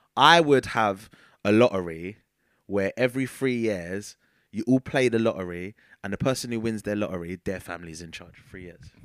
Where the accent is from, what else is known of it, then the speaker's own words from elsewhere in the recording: United Kingdom; as a British ci-, citizen